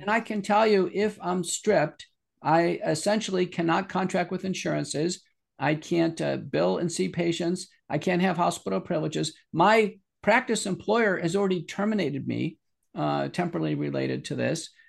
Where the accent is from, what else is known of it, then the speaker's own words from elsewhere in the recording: Buffalo, New York, United States; moved away; I'm originally from Buffalo